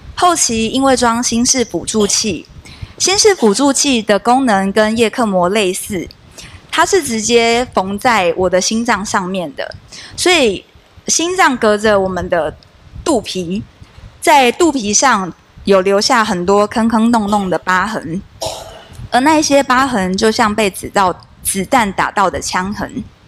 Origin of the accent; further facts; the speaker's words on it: Kaohsiung, Taiwan; 我是从小就跟着妈妈到高雄的男子教会聚会